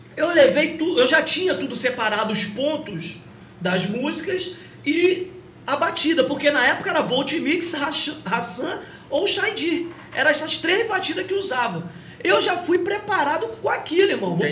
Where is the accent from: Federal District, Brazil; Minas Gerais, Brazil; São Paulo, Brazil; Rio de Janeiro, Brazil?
Rio de Janeiro, Brazil; Paracambi